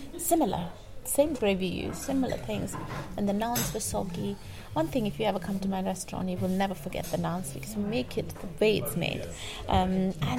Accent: India; now in Bristol, United Kingdom; As for us in India

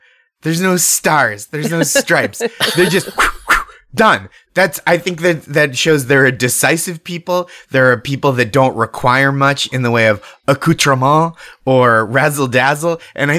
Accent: New England, United States; now in New York City, United States; I live in New York City, as I mentioned, but I'm from New England

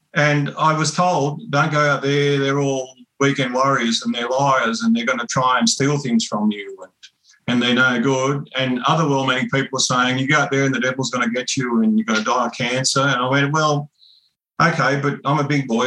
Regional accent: Kempsey area mission, New South Wales, Australia; I grew up on Crew Mission

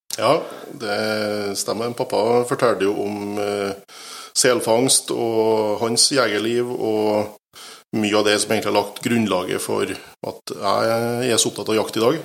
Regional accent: Steinkjer, Trøndelag, Norway; now in Bratsberg, Norway; Jeg kommer jo innentil, jeg er fra Steinkjer

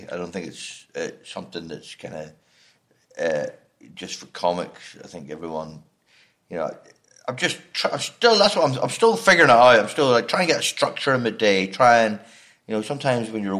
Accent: Northern Ireland, United Kingdom; accent: Northern Irish; also born or lived in Leamington Spa; I, from Northern Ireland

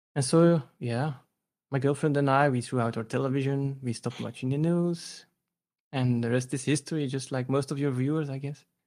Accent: Belgium; I'm a guy from Belgium, Central Europe.

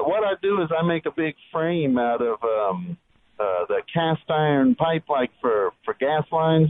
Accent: Houston, Texas, United States; moved away as an adult; now in Magee, Mississippi, United States; I'm from the Houston area

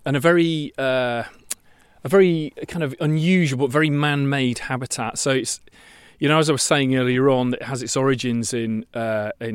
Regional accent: Yorkshire and the Humber, United Kingdom; now in Kent, United Kingdom; I come from Yorkshire, which is a bit more wobbly and kind of hilly

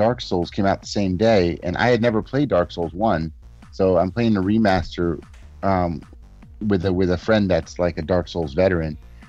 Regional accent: New York, United States; I was born in New York

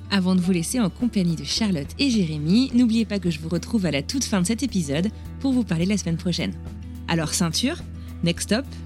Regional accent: France; moved away as an adult; now in Boston, United States; je suis française, établie à Boston depuis 8 ans. J'ai quitté la France en 2007

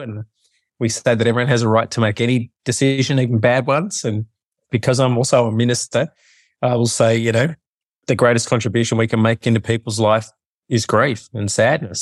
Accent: Melbourne, Victoria, Australia; now in Sydney, Australia; I've lived here most of my life, but I grew up in Melbourne.

